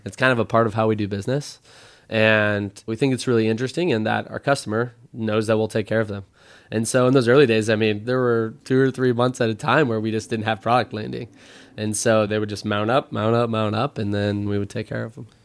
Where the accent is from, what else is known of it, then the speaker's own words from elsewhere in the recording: Midwest, United States; moved away as an adult; also born or lived in Stanford; now in San Francisco, United States; I grew up in the Midwest. I've been living out here in San Francisco for ten years.